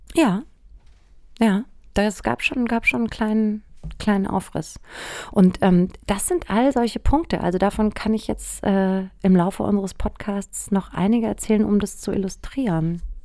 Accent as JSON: {"language": "German", "town": "Aschaffenburg", "region": "Bavaria", "country": "Germany", "tie": "born or raised there", "said": "Aschaffenburg, wo ich aufgewachsen bin"}